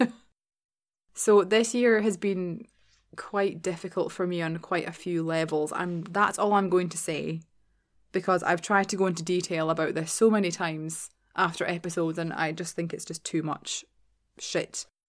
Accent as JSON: {"language": "English", "town": "Glasgow", "region": "Scotland", "country": "United Kingdom", "tie": "born or raised there", "moved": "yes", "said": "in my hometown, essentially, which isn't really hometown considering it's Glasgow."}